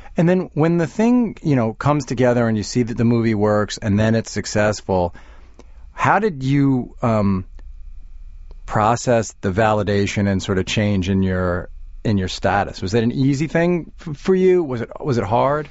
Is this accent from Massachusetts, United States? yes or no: no; Long Island, New York, United States; now in Manhattan, United States; I grew up on Long Island